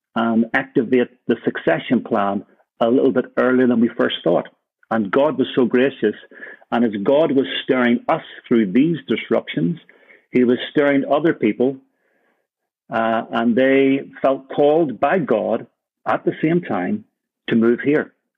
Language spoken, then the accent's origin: English; Ireland; also born or lived in Birmingham; now in Copenhagen, Denmark; for me as an Irishman